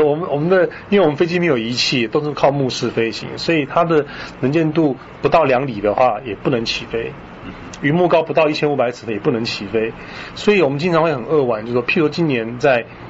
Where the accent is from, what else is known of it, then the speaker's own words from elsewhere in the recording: Taiwan; 身为台湾人